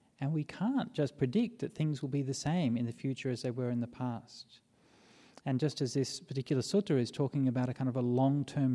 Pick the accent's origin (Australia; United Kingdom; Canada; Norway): Australia; Perth, Western Australia; when I was growing up in Perth